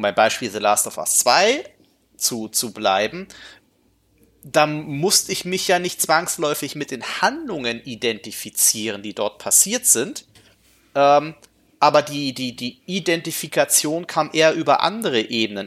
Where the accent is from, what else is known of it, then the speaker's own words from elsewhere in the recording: Gifhorn, Lower Saxony, Germany; das meine Heimatstadt war